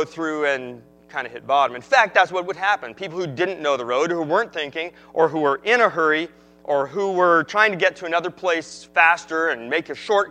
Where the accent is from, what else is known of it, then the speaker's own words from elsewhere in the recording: Northern California, United States; I grew up in Northern California